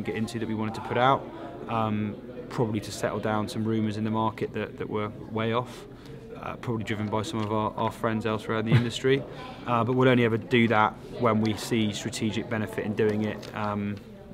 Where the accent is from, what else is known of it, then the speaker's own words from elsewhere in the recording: United Kingdom; walking as a Brit